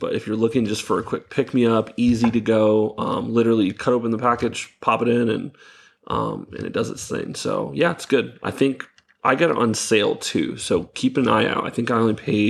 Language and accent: English; Florida, United States; growing up in Florida